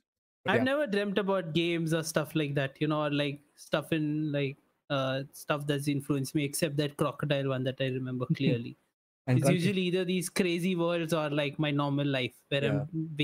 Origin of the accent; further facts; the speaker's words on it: India; I'm Indian